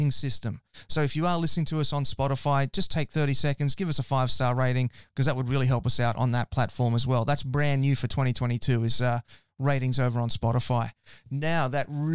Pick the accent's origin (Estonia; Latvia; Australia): Australia; Queensland; I'm from Queensland